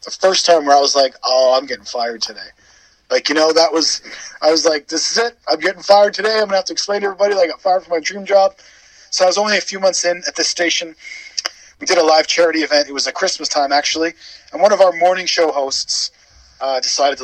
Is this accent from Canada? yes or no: yes; Canada; moved away as an adult; now in Wales, United Kingdom; I was born in Wales, but I grew up in Canada and then moved back to Wales in my adulthood. So I am a Welsh Canadian